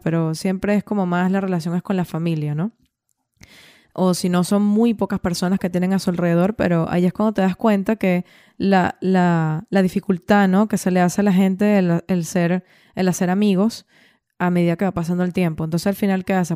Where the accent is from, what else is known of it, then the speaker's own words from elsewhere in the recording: Venezuela; moved away as an adult; also born or lived in Valencia / Dublin / Switzerland; yo salí de Venezuela teniendo 27, 27 años o 28